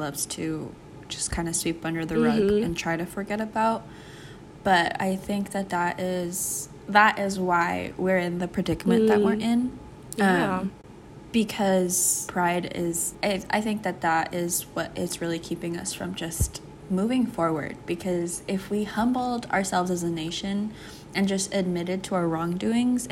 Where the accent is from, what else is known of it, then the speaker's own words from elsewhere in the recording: United States; I love being American